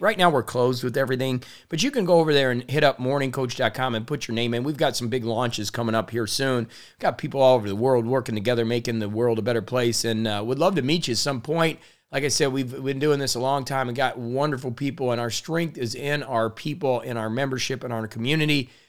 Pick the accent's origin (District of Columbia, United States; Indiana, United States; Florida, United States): Indiana, United States; being born in Indiana to thirty thousand, you know, people, uh, a farm community, grew up really not knowing anybody outside of my area